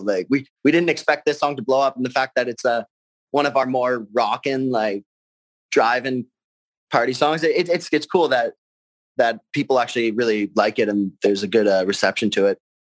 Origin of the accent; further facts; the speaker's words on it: Burlington, Ontario, Canada; also born or lived in Argentina; I'm from Burlington, Ontario